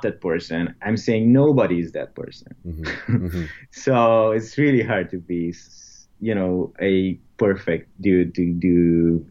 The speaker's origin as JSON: {"language": "English", "country": "Romania", "moved": "as an adult", "said": "we're from Romania."}